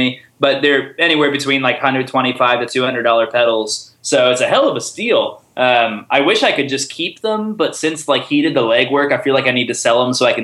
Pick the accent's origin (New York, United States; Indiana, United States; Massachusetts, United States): Indiana, United States; Indianapolis; now in Nashville, United States; growing up in Indianapolis